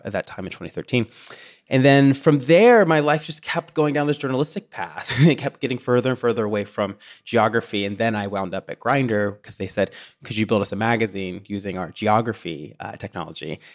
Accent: Tennessee, United States; also born or lived in Chicago; now in Los Angeles, United States; growing up in the South

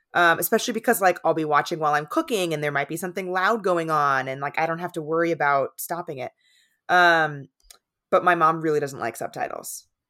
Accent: San Diego, California, United States; moved away; also born or lived in East Coast; I grew up in San Diego

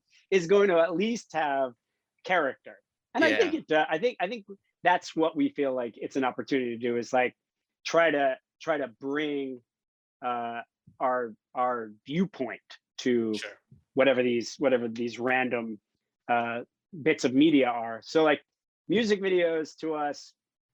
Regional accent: Miami, Florida, United States; moved away as an adult; also born or lived in Gainesville, Florida / California; I grew up in Miami

